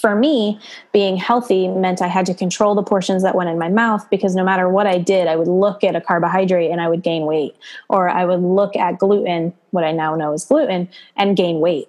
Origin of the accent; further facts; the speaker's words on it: East Coast, United States; moved away as an adult; now in Monterey Bay area, United States; I am originally from the East Coast and moved out here to California 6 years ago